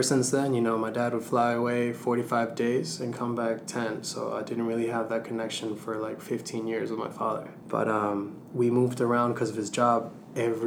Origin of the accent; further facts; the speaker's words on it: Venezuela; moved away; my home country, Venezuela